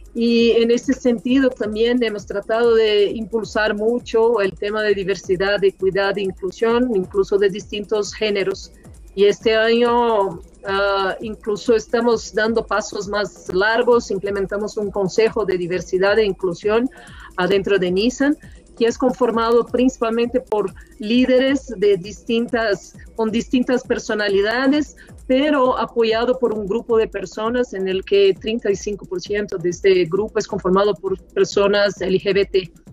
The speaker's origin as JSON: {"language": "Spanish", "country": "Brazil", "moved": "yes", "lives_now": "Mexico", "said": "soy brasileña"}